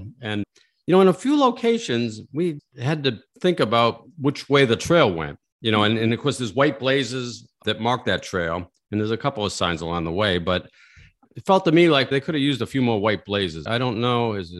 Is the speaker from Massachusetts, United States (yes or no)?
yes; Saugus, Massachusetts, United States; I'm from Saugus and Lynn Woods. That's 10 miles north of Boston, where I grew up.